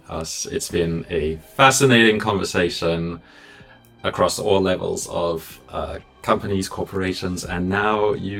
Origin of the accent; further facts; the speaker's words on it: Zimbabwe; moved away; I'm originally from Zimbabwe